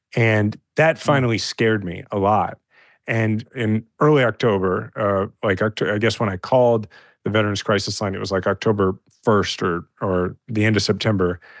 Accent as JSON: {"language": "English", "town": "Kansas City", "region": "Missouri", "country": "United States", "tie": "born or raised there", "said": "I'm a fifth generation Kansas City and I love my hometown"}